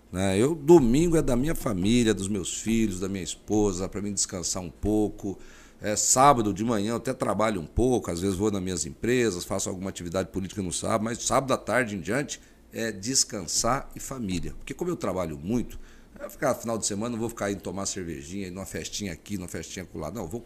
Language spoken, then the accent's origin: Portuguese; near Anápolis, Goiás, Brazil; now in Mato Grosso, Brazil; Eu vim lá do Goiás, né, eu trabalhava na roça até os 16 anos de idade, eu trabalhei no cabo da enxada, entendeu? Não era, não sou filho de rico, né, trabalhava na roça, agricultura familiar, pequena propriedade, 100 hectares lá pertinho de Anápolis, né?